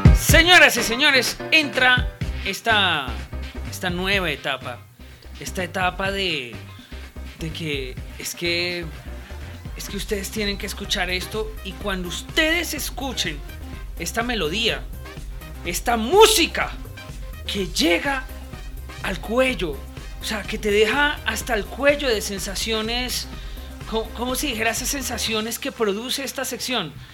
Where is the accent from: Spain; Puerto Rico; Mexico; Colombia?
Colombia; mi tierra, Colombia